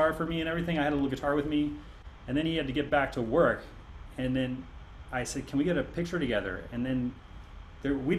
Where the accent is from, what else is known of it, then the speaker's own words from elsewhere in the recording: Berkeley, California, United States; growing up in Berkeley, California, where the psychedelic era was just like when I was a kid